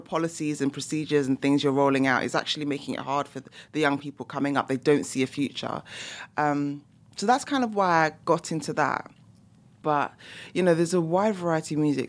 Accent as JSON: {"language": "English", "region": "London", "country": "United Kingdom", "said": "you can probably hear by my accent as well, I'm from the U K, so I'm from London, England."}